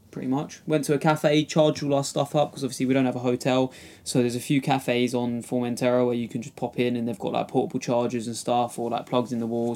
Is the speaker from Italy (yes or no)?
no; Kent, South East England, United Kingdom; I'm from Kent